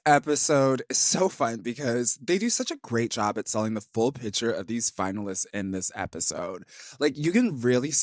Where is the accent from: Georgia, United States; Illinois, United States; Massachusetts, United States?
Illinois, United States; Plainfield; I grew up in Plainfield, Illinois, which is literally right next to Joliet